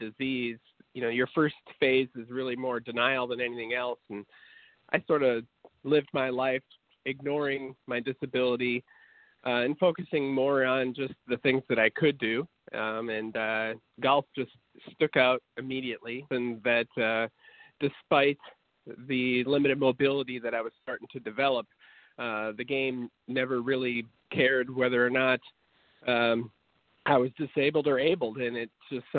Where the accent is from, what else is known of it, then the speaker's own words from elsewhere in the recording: Wisconsin, United States; moved away as an adult; also born or lived in Mississippi State / Atlanta; Well, I grew up in Wisconsin